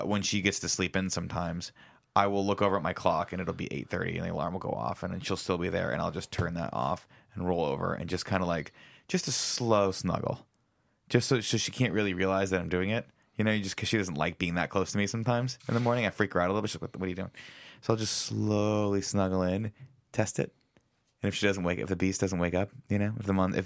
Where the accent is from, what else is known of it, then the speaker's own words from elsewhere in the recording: Southern California, United States; moved away; growing up in Southern California